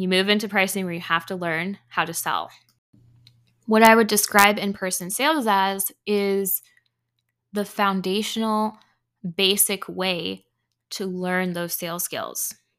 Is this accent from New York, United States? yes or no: no; Indiana, United States; also born or lived in Canada; I was born in Canada, but I've lived here in Indiana for most of my life. I was raised in Indiana